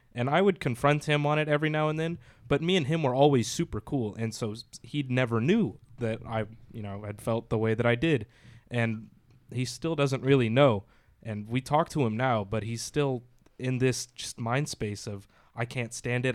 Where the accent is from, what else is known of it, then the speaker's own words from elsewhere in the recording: the South, United States; moved away; I was raised in the South